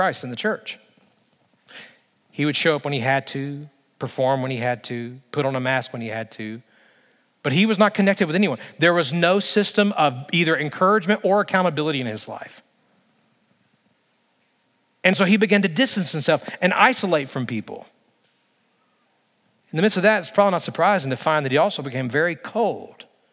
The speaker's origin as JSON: {"language": "English", "region": "Alabama", "country": "United States", "tie": "born or raised there", "said": "I grew up in Alabama."}